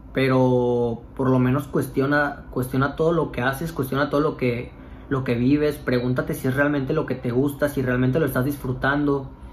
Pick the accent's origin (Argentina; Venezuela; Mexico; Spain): Mexico; Cancún, Quintana Roo; moved away; mis amigos que somos de Cancún